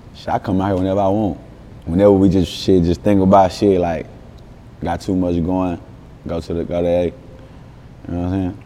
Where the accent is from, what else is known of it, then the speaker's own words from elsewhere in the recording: Dallas, Texas, United States; I'm from West Dallas